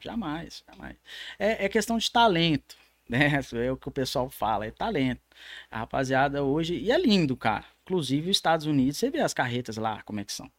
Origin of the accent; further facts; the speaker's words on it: São Paulo, Brazil; now in Minas Gerais, Brazil; sou lá do estado de São Paulo.